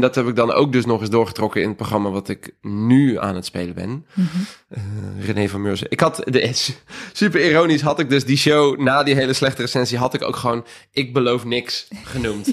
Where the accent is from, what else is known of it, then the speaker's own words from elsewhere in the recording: South Holland, Netherlands; het dorp waar ik vandaan kom